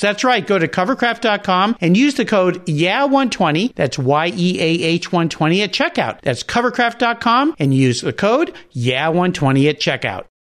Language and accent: English; San Diego, California, United States; now in Pacific Northwest, United States; I grew up in San Diego